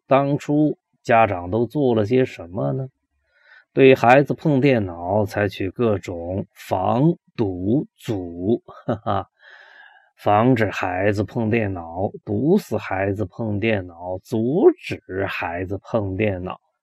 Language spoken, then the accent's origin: Chinese; China; 我们中国人比较忌讳死亡这件事情